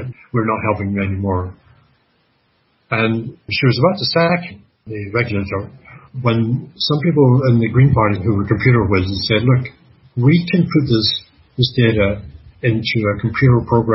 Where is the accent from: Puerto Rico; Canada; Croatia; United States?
Canada; I'm Canadian